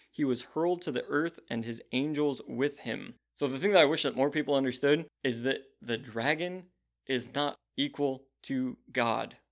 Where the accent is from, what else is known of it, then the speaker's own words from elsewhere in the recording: United States; as an American who faces zero persecution